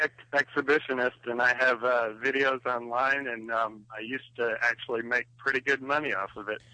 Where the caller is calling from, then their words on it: North Carolina, United States; in North Carolina.